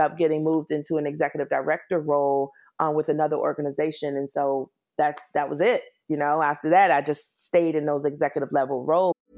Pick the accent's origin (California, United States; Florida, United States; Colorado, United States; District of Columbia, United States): District of Columbia, United States; Washington; moved away as an adult; also born or lived in New York / San Francisco / Virginia; now in Los Angeles, United States; I am originally from Washington, D C, born and raised